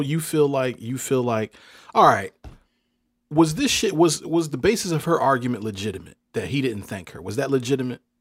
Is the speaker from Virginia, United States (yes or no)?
yes; Hampton, Virginia, United States